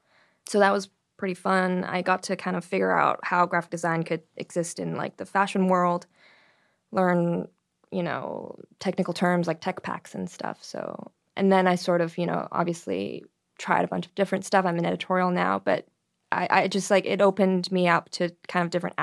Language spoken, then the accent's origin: English; Toronto, Ontario, Canada; In Toronto, Canada.